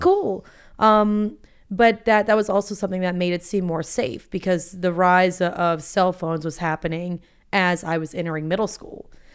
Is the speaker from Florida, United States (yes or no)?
yes; Boca Raton, Florida, United States; moved away as an adult; also born or lived in Atlanta; Boca Raton, Florida